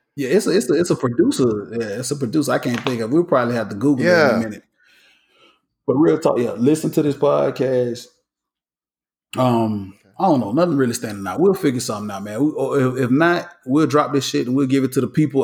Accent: College Park, Georgia, United States; I represent Atlanta, Georgia, but I actually grew up in College Park, Georgia

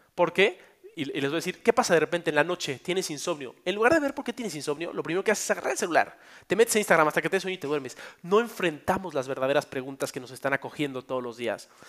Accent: Mexico; en mi país

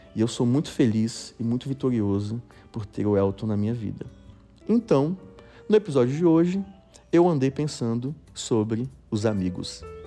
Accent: Eunápolis, Bahia, Brazil; moved away as an adult; also born or lived in Itabuna; now in Rio de Janeiro, Brazil; Eu sou da Bahia, sou de uma cidadezinha

